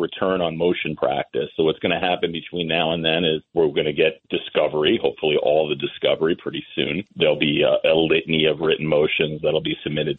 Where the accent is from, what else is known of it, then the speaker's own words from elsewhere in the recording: Massapequa, New York, United States; I grew up in Massapequa